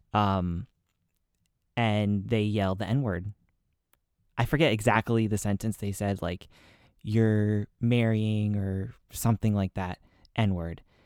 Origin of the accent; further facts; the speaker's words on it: New England, United States; I'm from New England